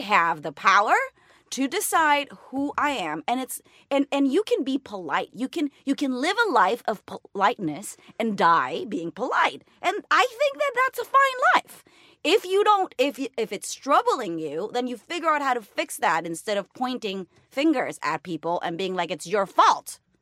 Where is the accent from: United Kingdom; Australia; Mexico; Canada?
Mexico; first language Spanish; English is a second language; moved away as an adult; now in United States